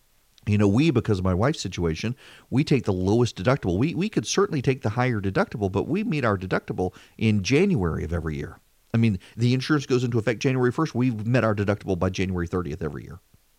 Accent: Dubai, United Arab Emirates; when I grew up in Dubai, one of the things I learned from our housekeeper, Anna, who made just unbelievable Indian food

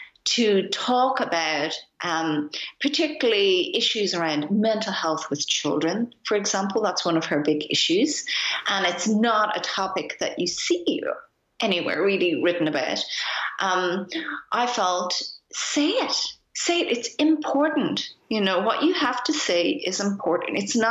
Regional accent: Ireland; now in Berlin, Germany; I'm Irish. I mean, my parents are Japanese, but I grew up in Ireland.

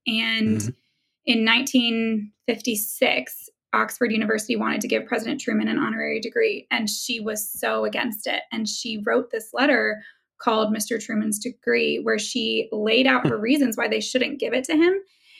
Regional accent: Germany; born there; I can't be president either. I was born in Germany.

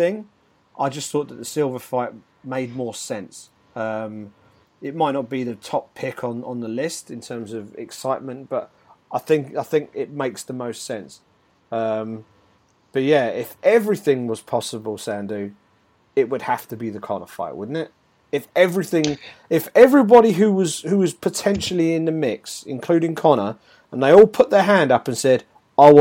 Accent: United Kingdom; as a Brit

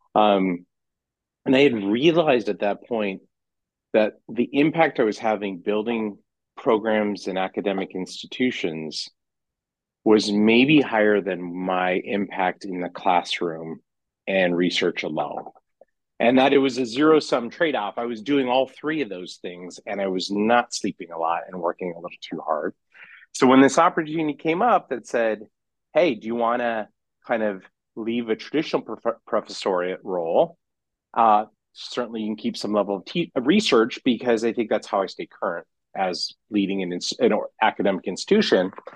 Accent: California, United States; moved away as an adult; now in Chicago, United States; I come from California

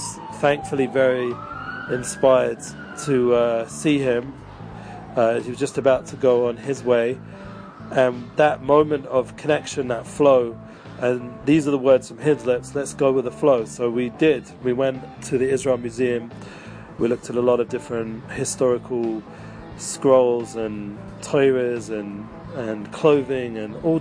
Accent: England, United Kingdom; accent: English; moved away as an adult; growing up in England

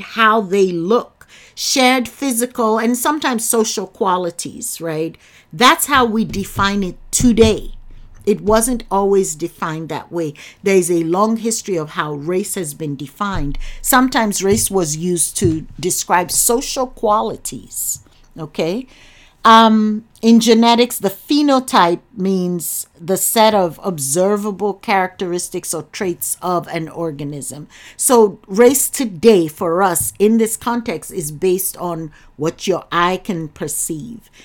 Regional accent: Nigeria; now in United States; I'm from Nigeria

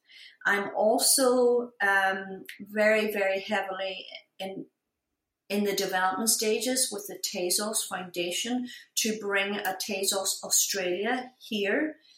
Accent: Ireland; I'm Irish. You know, you have to earn it.

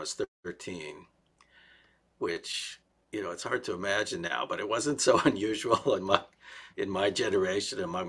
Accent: Pittsburgh, Pennsylvania, United States; moved away; also born or lived in Columbus, Ohio / Israel; I was born in Columbus, Ohio, and I grew up in Pittsburgh

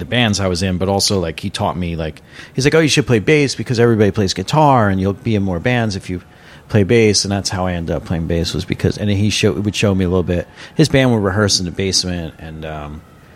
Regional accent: Valley Stream, New York, United States; I was born in Valley Stream, which is kind of by the airport, first town, past the Queens border, Long Island, South Shore, like 4 miles from JFK

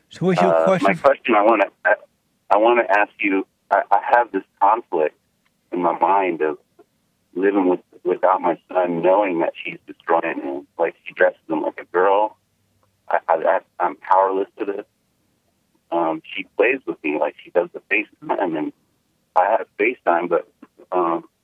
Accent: U.S. Virgin Islands; Oh, you'll love this part. I'm from the Virgin Islands, and it's all black cops, all black judge, all black everything.

